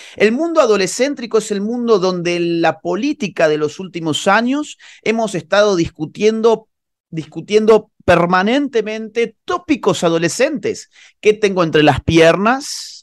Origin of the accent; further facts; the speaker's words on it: Córdoba, Argentina; moved away as an adult; now in Spain; Yo soy oriundo de Córdoba, Argentina, pero vivo, vivo la mayor parte del año en España